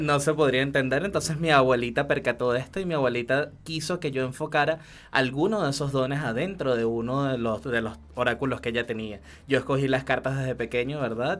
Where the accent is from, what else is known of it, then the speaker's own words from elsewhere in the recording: Venezuela; moved away as an adult; yo salí de Venezuela con una sola maletita de sueños